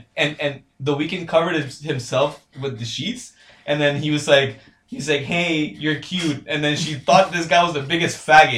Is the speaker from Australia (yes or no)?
no; Honduras; moved away; I'm from Honduras. I grew up in Honduras